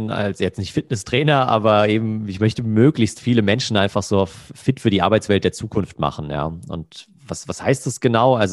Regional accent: Hesse, Germany; in einem Restaurant ähm, in der Nähe von Frankfurt, wo ich herkomme.

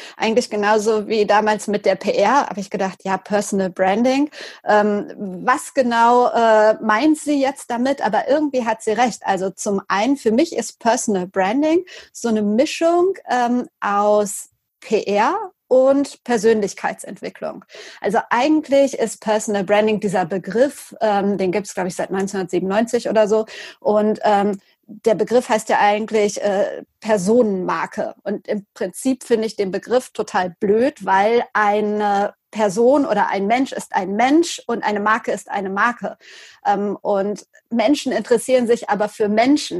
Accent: Lüdenscheid, North Rhine-Westphalia, Germany; also born or lived in Cologne; für die Lokalzeitung bei uns in Lüdenscheid zu schreiben

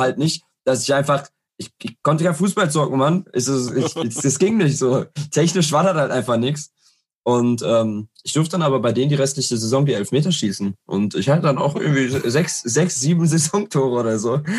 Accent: Herne, North Rhine-Westphalia, Germany; ich komme aus Herne

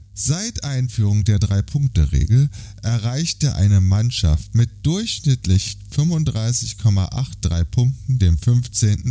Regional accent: Berlin, Germany; meine Heimatstadt Berlin

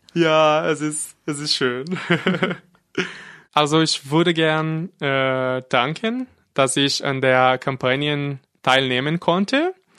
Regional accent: Brazil; German is a second language; moved away as an adult; now in Freiburg, Germany; ich bin in Brasilien geboren und vor fast zwei Jahren nach Deutschland gezogen.

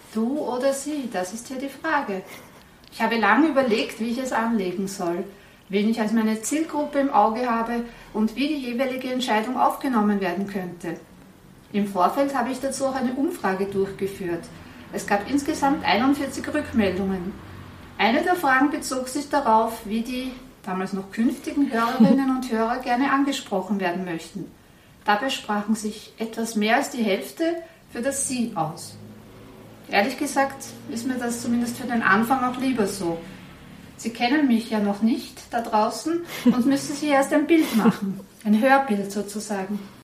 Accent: Vienna, Austria; bei uns in Wien

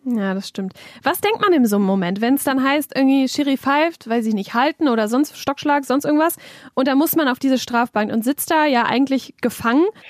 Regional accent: North Rhine-Westphalia, Germany; Niederrheingewächs quasi, also hier geboren, hier aufgewachsen

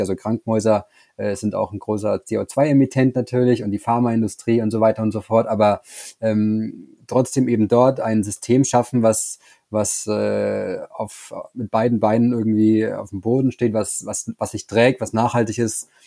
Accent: Bavaria, Germany; Ich komme ja aus Bayern

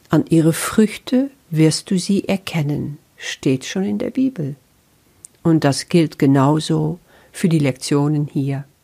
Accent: Netherlands; German is a second language; now in Germany; Das ist nun mal so als Niederländerin. Ich bin schon so lange in Deutschland, aber du wirst dich daran gewöhnen, dass mein Deutsch einfach nicht perfekt ist.

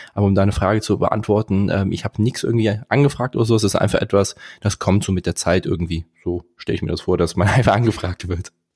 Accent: Bornheim, North Rhine-Westphalia, Germany; ich komme aus Bornheim zwischen Köln und Bonn

